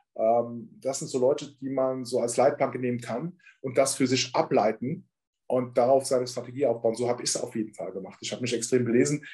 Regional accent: Ramstein-Miesenbach, Rhineland-Palatinate, Germany; now in Munich, Germany; ich komme ja wie gesagt aus Rammstein.

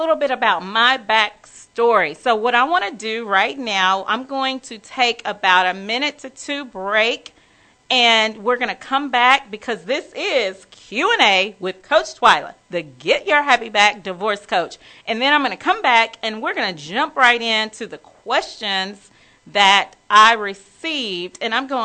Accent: Wichita Falls, Texas, United States; moved away as an adult; now in Dallas, United States; I had moved to Dallas from my small hometown. Well, I wouldn't say small. People say it's small. I'm from Wichita Falls, Texas, y'all. And so I am a native Texan

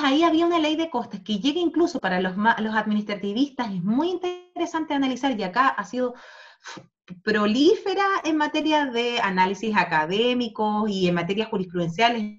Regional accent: Chile; now in Spain; nosotros, especialmente como país sudamericano

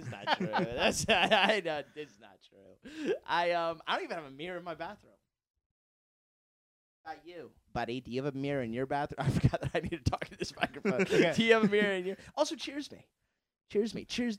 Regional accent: Los Angeles, California, United States; born there; also born or lived in Tarzana; I was born in Los Angeles, all right?

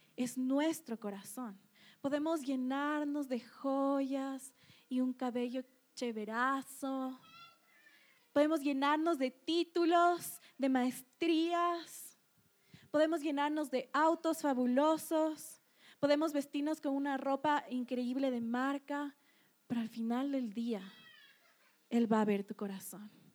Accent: Ecuador; nosotros como cultura ecuatoriana

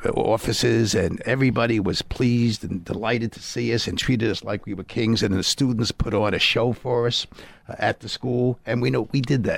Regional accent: New York City, New York, United States; now in Westchester, United States; Born and brought up in New York City.

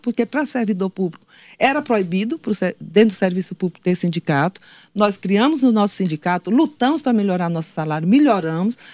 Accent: Floriano, Piauí, Brazil; eu sou de Floriano

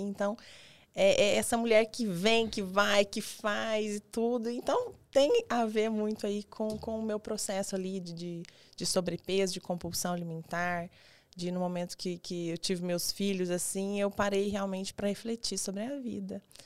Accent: Goiás, Brazil; now in Araçatuba, Brazil; eu sou de Goiás

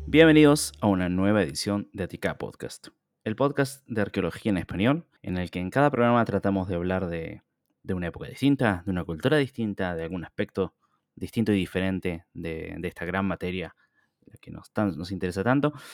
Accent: Argentina; como argentino

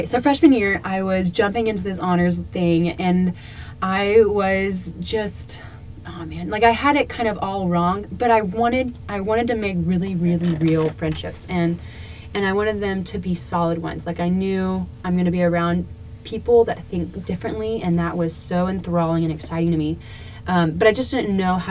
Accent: Texas, United States; I'm from Texas, but still trying to figure out exactly where my Texas roots are

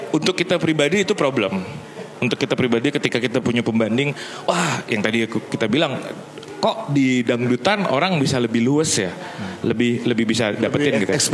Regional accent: Sumatra, Indonesia; oh, yang yang juga saya besar di Sumatera sampai SMP.

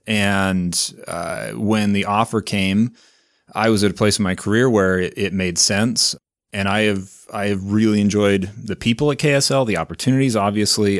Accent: South Davis County, Utah, United States; I grew up in South Davis County, went to Viewmont High School and, uh, the University of Utah

